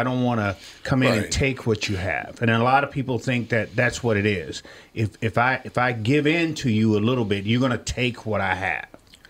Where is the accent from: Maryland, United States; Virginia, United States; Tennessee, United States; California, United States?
Tennessee, United States; Millington; You know, I'm from Millington, Tennessee, or Shelby County, Tennessee